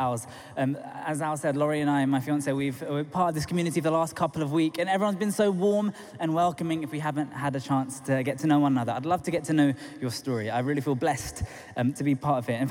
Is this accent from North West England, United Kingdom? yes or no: no; London, United Kingdom; I'm from Tooting in South London originally, come on, south of the river